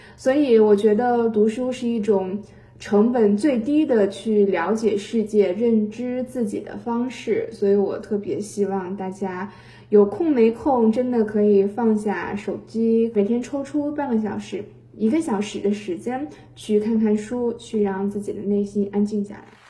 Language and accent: Chinese; Henan, China; 作为一个土生土长的河南人，我想代表我们广大的河南人民欢迎您的到来